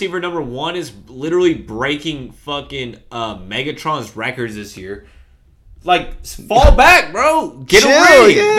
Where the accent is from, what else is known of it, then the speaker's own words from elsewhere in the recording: Long Beach, California, United States; I'm an LA guy. Like I'm from LA. Like Russ is from LA. Like I'm from Long Beach.